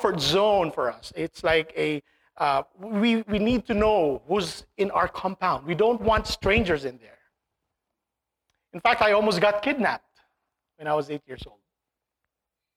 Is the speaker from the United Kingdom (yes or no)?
no; Philippines; moved away; when I was young, growing up in the Philippines